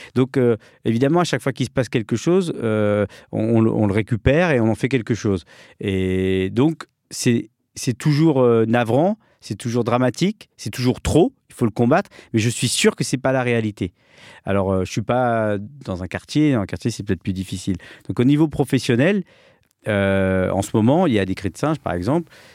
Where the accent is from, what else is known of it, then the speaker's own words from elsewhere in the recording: France; je suis né en France. Je suis le seul